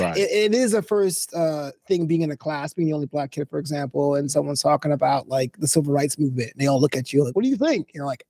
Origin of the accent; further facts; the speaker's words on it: New York City, New York, United States; So I'm from New York City, Brooklyn, but St. Augustine, Florida is the opposite.